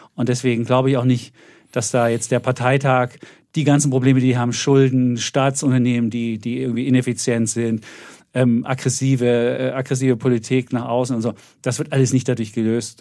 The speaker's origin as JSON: {"language": "German", "region": "East Germany", "country": "Germany", "said": "habe das zweite Mal Begrüßungsgeld mehr als Ossi geholt"}